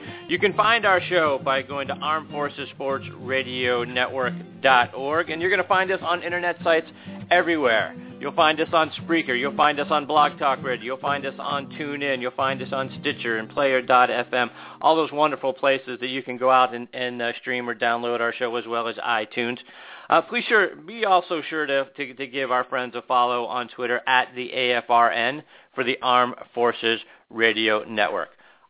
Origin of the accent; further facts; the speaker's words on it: Pittsburgh, Pennsylvania, United States; just outside of my hometown in Pittsburgh.